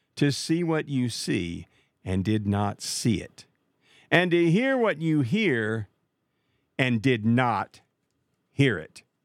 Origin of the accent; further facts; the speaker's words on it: Marshall, Texas, United States; Marshall, Texas. That's my hometown